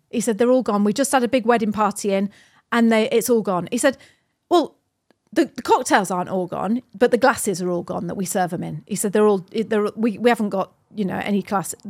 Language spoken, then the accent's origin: English; New Zealand; You know, we're Kiwi, we don't care.